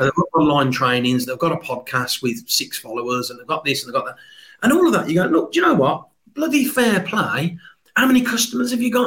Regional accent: Birmingham, West Midlands, United Kingdom; never underestimate a Brummie

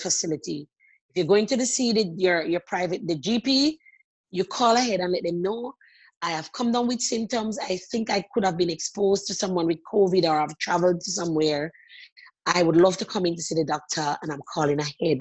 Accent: Jamaica; moved away as an adult; also born or lived in Sydney, Australia; now in Australia; Growing up in Jamaica

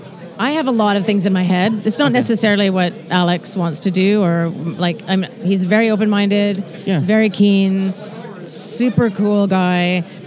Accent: Canada; now in Scotland, United Kingdom; I'm Canadian.

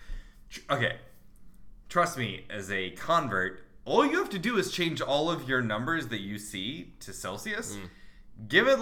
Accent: United States; I'm an American

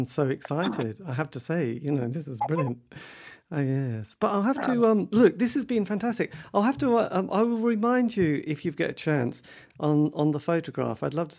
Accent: England, United Kingdom; I'm English.

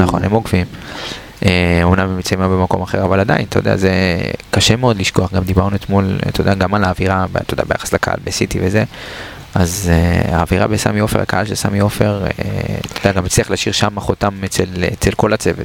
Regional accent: Israel

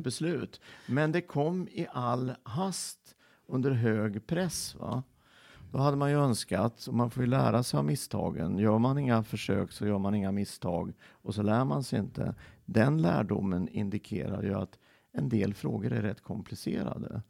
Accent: Filipstad, Värmland, Sweden; moved away; also born or lived in Örebro / Kisa / Linköping; jag föddes i Filipstad

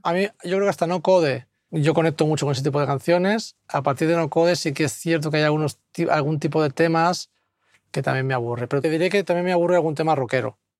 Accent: Martorell, Catalonia, Spain; soy de Martorell

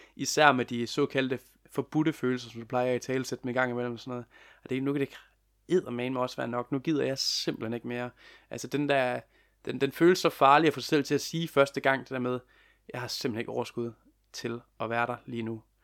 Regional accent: Lem, Central Denmark Region, Denmark; moved away as an adult; also born or lived in Copenhagen; jeg er jo sågar lige flyttet i, i går, forgårs, til øh, min barndomsby, Lem, i Vestjylland

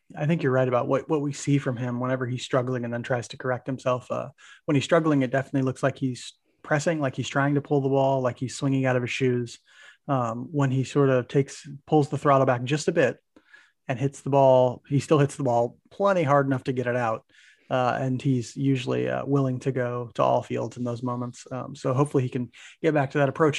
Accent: Maryville, Missouri, United States; moved away; we're from Maryville, Missouri, for those who don't know, originally, Mike

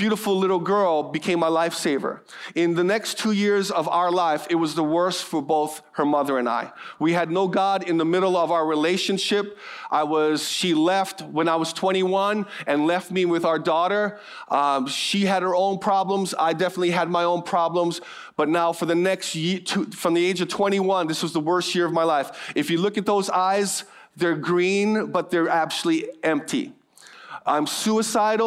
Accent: Hawaii, United States; I'm born and raised in Hawaii

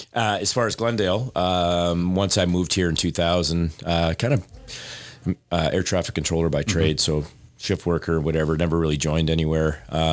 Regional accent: North Bay, Ontario, Canada; No, I'm born and raised in Ontario.

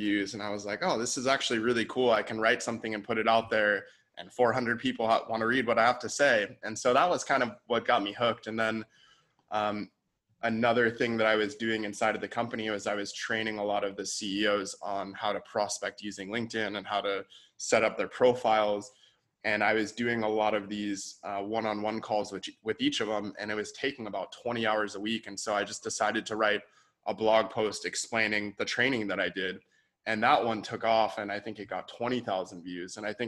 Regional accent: San Diego, California, United States; also born or lived in San Francisco / Bali; I grew up in San Diego, moved to San Francisco for a couple years

